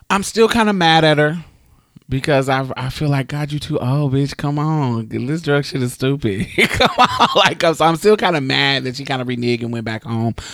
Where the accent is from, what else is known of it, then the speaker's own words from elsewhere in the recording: Indianapolis, Indiana, United States; in my mother's city, I'm from Indianapolis.